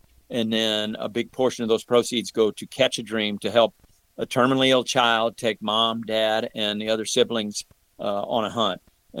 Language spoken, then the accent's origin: English; St. Louis, Missouri, United States; You know, and have been growing up in the St. Louis area. You can't help but be a Cardinal fan.